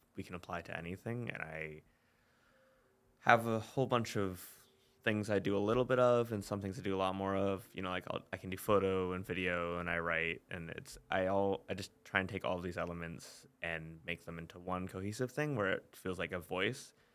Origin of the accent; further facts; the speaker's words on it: Maine, United States; moved away as an adult; also born or lived in Long Island, New York; I'm from Maine originally. Um, m, lived in, like, central Maine